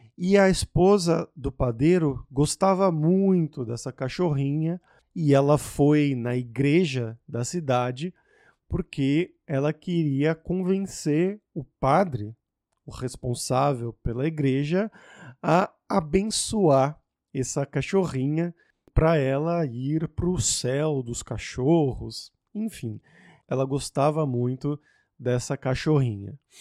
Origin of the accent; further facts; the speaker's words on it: São Paulo, Brazil; eu, que sou de São Paulo